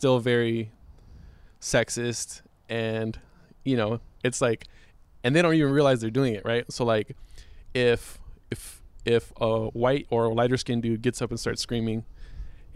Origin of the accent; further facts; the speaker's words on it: Inglewood, California, United States; I'm from Inglewood. So you got all these black kids just in the hood